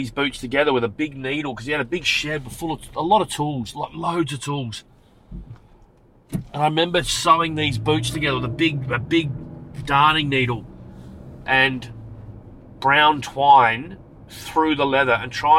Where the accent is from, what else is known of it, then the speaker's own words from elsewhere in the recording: Adelaide, South Australia, Australia; also born or lived in Frankston, Victoria; when I grew up in Adelaide, I was living in Salisbury.